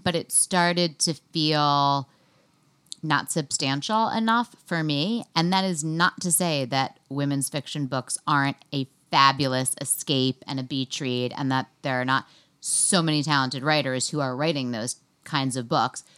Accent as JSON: {"language": "English", "town": "New York City", "region": "New York", "country": "United States", "tie": "born or raised there", "said": "I grew up in New York City, and then I went to Smith College"}